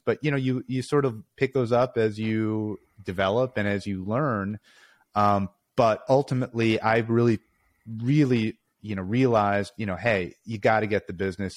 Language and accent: English; Chicago, Illinois, United States; also born or lived in Pennsylvania; born and raised in Chicago